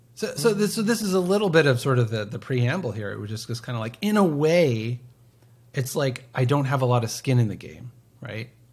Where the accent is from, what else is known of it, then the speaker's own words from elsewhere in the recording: United States; I'm an American citizen